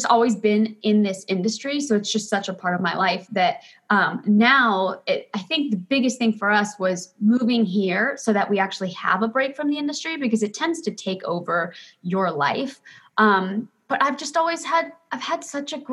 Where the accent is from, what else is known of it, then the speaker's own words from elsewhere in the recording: Florida, United States; also born or lived in Los Angeles; now in Maui, United States; I was born in Florida. We lived on a ranch